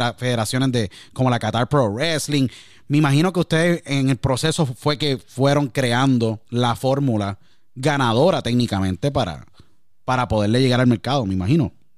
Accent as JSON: {"language": "Spanish", "country": "Puerto Rico", "tie": "born or raised there", "said": "Nací en Puerto Rico"}